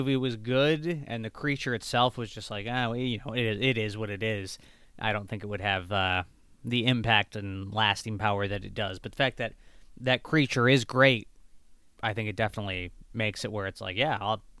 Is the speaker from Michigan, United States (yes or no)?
yes; Michigan, United States; I'm from Michigan, and it was, we were up north in Michigan, so obviously that is part of the United States. But being in being in Michigan, we are very close to Canada